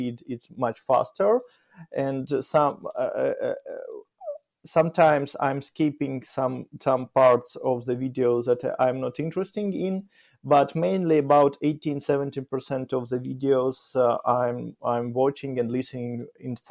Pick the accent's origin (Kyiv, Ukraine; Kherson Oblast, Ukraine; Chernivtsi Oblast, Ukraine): Kyiv, Ukraine; English is a second language; I grew up in Kyiv, in the capital of Ukraine, in the heart of the Kyiv